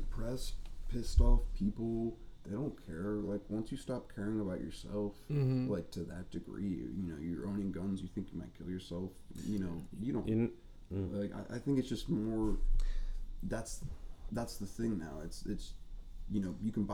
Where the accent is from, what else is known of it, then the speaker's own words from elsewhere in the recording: United States; I grew up on the Eastern Shore